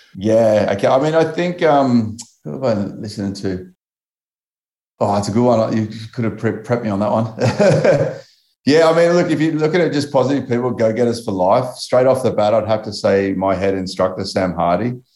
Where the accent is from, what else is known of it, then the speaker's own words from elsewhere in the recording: Australia; I'm Australian